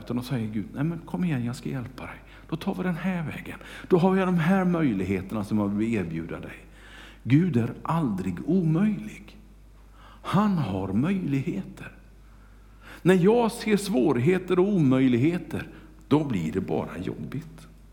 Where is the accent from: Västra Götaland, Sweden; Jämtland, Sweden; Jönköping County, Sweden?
Västra Götaland, Sweden; Kungälv; hemma i Kungälv